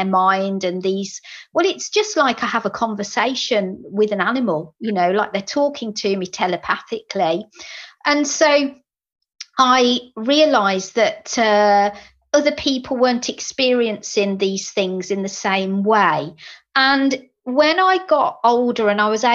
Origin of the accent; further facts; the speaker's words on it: Birmingham, West Midlands, United Kingdom; accent: Brummie; my Brummie accent